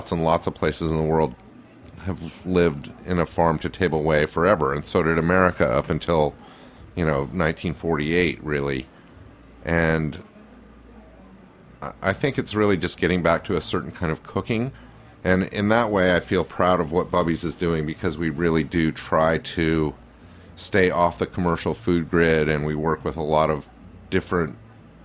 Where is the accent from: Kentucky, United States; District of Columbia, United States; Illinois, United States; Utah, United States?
Utah, United States; Salt Lake City; now in New York, United States; I grew up Jewish in Salt Lake City